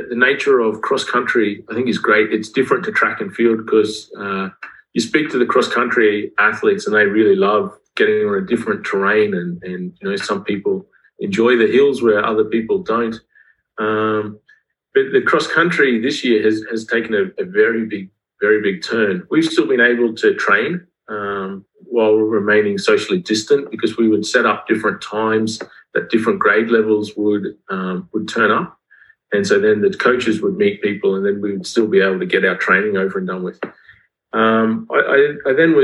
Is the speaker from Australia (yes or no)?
yes; Australia; accent: Australian; moved away as an adult; also born or lived in Queensland / Cambodia / Zimbabwe; now in Tashkent, Uzbekistan; I'm Australian